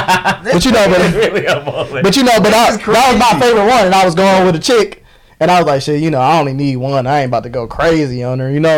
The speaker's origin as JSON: {"language": "English", "town": "Romulus", "region": "Michigan", "country": "United States", "said": "I'm from Romulus."}